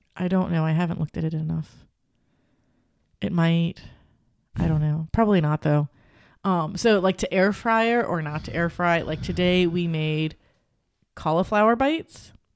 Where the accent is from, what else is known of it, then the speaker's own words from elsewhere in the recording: Cincinnati, Ohio, United States; I grew up on Gold Star. There was Gold Star by my grandma's house